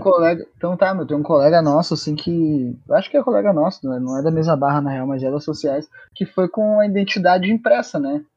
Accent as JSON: {"language": "Portuguese", "region": "Rio Grande do Sul", "country": "Brazil", "said": "a gente é gaúcho"}